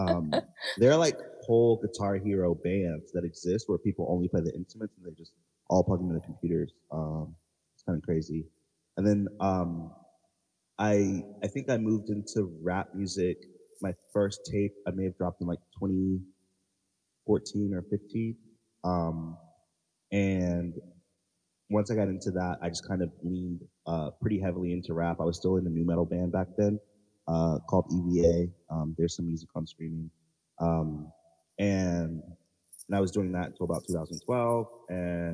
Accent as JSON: {"language": "English", "town": "Charleston", "region": "South Carolina", "country": "United States", "said": "Yes. I am from Charleston, South Carolina."}